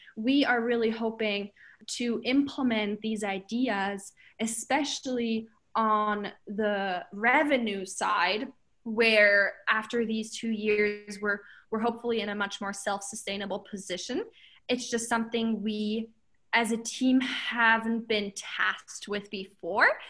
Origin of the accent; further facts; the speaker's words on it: Germany; moved away as an adult; now in Alaska, United States; I'm from Germany.